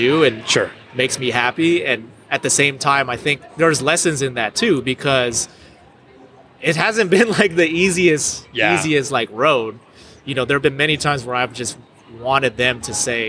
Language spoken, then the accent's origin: English; California, United States; moved away as an adult; also born or lived in Colombia / Indonesia; now in Tulsa, United States; I was in California where I'm originally from